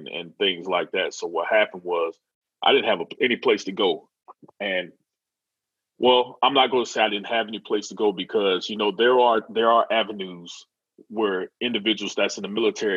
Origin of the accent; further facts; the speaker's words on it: Florida, United States; moved away as an adult; also born or lived in Maryland; I moved back down to Florida from Maryland